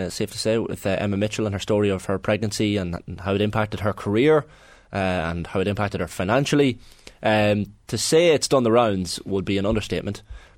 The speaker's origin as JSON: {"language": "English", "town": "Newry", "region": "Northern Ireland", "country": "United Kingdom", "tie": "born there", "said": "Yeah, but I was born in Daisy Hill Hospital in Newry, right?"}